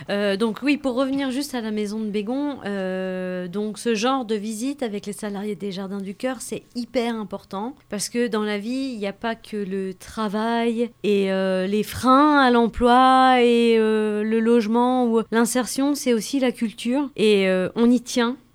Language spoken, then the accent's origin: French; Cameroon; moved away as an adult; now in France; Je viens du pays, euh, le Cameroun.